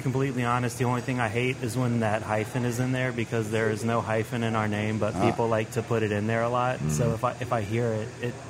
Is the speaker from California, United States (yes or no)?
no; New Orleans, Louisiana, United States; now in Gretna, United States; I'm actually from Uptown.